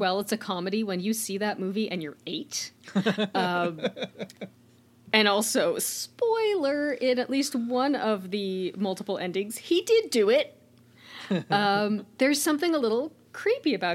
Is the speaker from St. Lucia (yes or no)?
no; Oshawa, Ontario, Canada; my hometown of Oshawa, Ontario